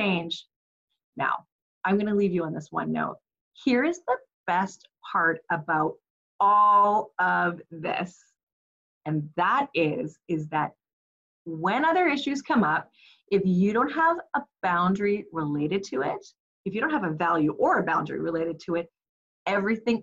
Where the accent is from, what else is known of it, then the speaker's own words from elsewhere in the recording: Canada; we are Canadian. So it is not the igloos that you may be imagining that we live in, but it is cold here in the wintertime